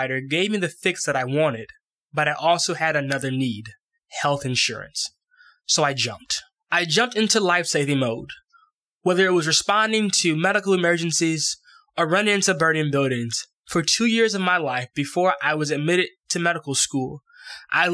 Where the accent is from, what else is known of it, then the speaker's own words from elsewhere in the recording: Lathrup Village, Michigan, United States; my hometown of Lathrop Village, Michigan, right outside of Detroit, Michigan